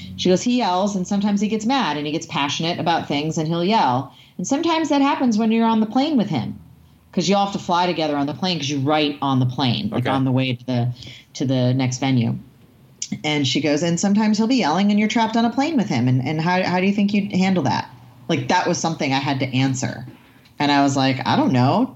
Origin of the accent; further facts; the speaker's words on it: near Salem, Massachusetts, United States; now in Southern California, United States; near my hometown, like in Salem, Massachusetts